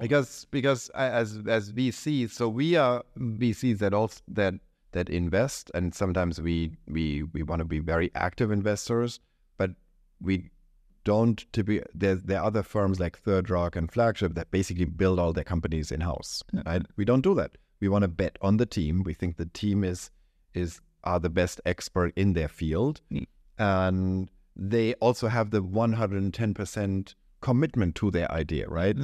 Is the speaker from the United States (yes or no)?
no; Germany; moved away; this is specifically true in my home country and yours, Germany